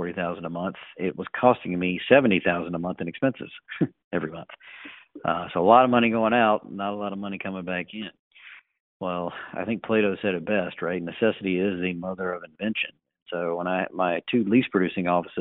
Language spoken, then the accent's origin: English; North Carolina, United States; I'm from North Carolina originally